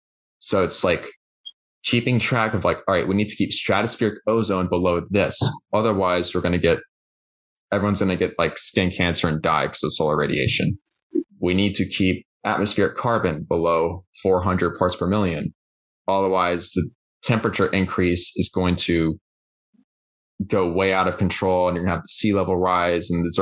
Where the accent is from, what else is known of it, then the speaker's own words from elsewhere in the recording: Birmingham, Alabama, United States; It's going to be in my hometown